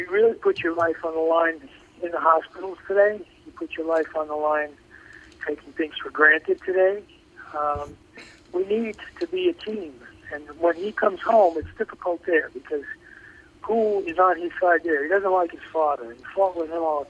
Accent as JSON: {"language": "English", "country": "United States", "said": "as an American"}